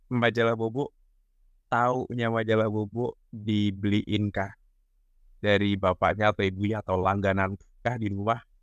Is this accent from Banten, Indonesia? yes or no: yes; Ciputat, Banten, Indonesia; Iya, aku kecilnya dulu di Ciputat, masih di Tangerang Selatan.